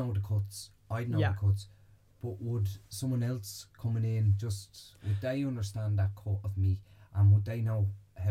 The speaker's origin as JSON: {"language": "English", "town": "Bray", "region": "Leinster", "country": "Ireland", "tie": "born or raised there", "said": "I'm originally from Bray"}